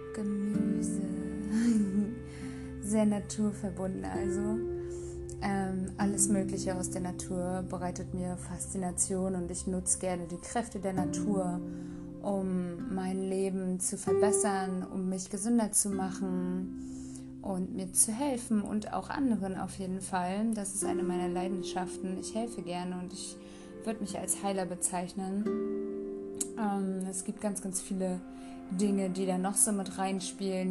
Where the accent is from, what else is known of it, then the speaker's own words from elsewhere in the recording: Rostock, Mecklenburg-Vorpommern, Germany; Ich komme aus Rostock.